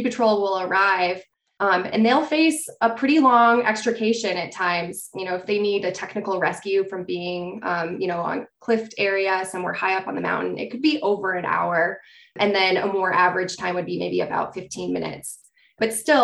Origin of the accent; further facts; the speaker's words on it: Taos, New Mexico, United States; moved away as an adult; also born or lived in Utah; now in Salt Lake City, United States; I'm from Taos originally